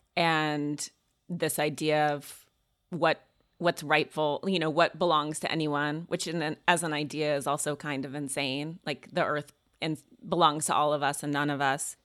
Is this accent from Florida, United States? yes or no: no; Montana, United States; I grew up in Montana